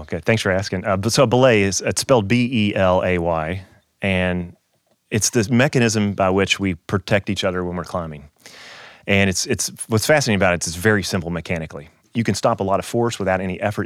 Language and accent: English; Kentucky, United States; moved away as an adult; also born or lived in Louisville, Kentucky; now in Saint Louis, United States; I grew up in Kentucky